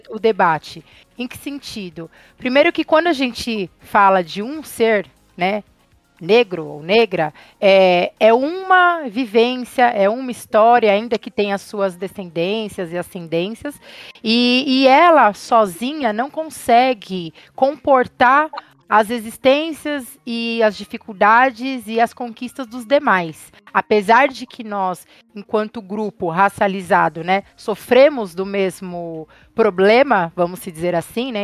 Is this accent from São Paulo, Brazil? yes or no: yes; Francisco Morato, São Paulo, Brazil; cresci em Francisco Morato